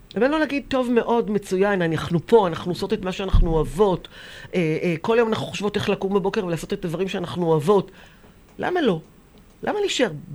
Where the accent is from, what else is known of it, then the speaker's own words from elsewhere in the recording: Israel; אנחנו כבר ילידות הארץ